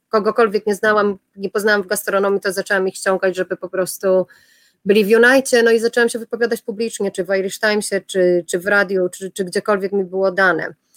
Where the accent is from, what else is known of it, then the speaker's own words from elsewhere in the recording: Poland; accent: Polish; moved away; ja jestem z Polski